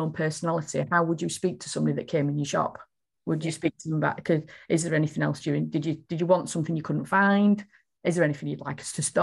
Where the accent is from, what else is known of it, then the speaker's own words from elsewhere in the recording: Yorkshire and the Humber, United Kingdom; accent: broad Yorkshire; I'm a Yorkshire lass and I do talk quite broadly